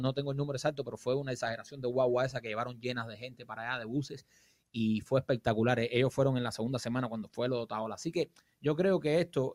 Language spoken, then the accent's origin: Spanish; Cuba; moved away; yo soy un cubano más